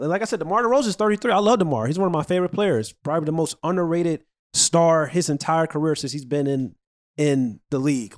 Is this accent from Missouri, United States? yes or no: yes; St. Louis, Missouri, United States; now in Chicago, United States; I'm from Saint Louis